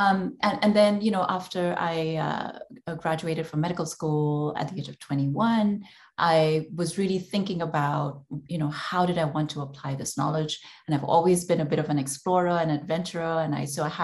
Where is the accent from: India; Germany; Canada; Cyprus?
India; moved away; I grew up in India, and like every other Indian girl who did well in school